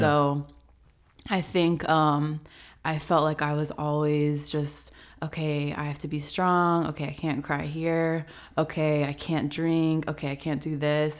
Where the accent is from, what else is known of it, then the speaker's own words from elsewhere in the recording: Franklin, United States; moved away as an adult; also born or lived in Chattanooga; now in Atlanta, United States; I am originally from Franklin